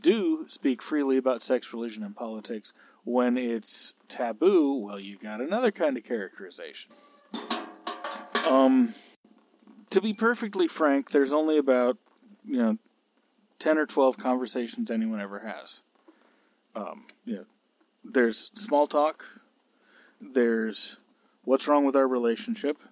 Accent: California, United States; I'm a Californian

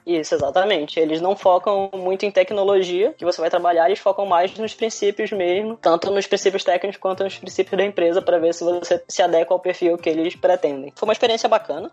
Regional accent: Manaus, Amazonas, Brazil; moved away as an adult; now in Cape Town, South Africa; Eu sou de Manaus, Amazonas

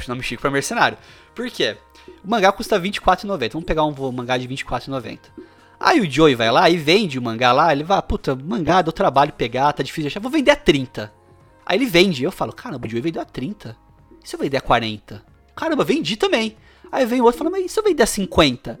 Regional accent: Bauru, São Paulo, Brazil; eu sou de Bauru, tá? Interior de São Paulo

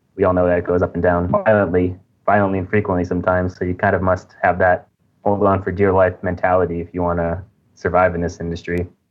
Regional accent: United States; moved away as an adult; now in Indonesia; I'm from America originally, but currently I'm living in Indonesia

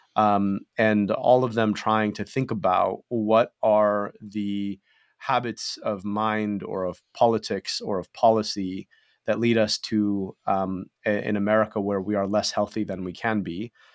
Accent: Michigan, United States; my own childhood growing up in Michigan

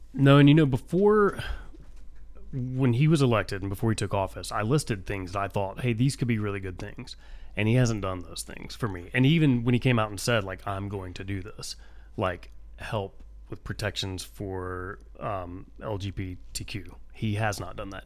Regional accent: United States; I'm an American

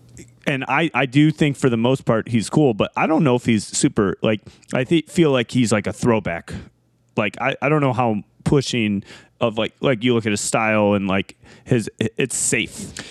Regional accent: Detroit, Michigan, United States; we're all from Michigan, we're all from Metro Detroit

